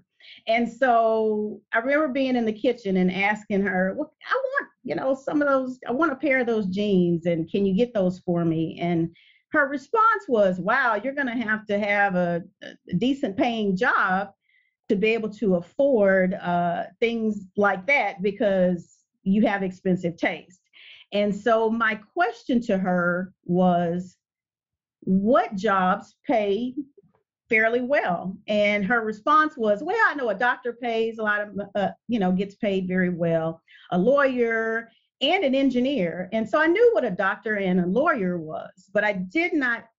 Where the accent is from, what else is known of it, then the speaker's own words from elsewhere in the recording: Port Arthur, Texas, United States; I am from a small town, refinery town, Port Arthur, Texas.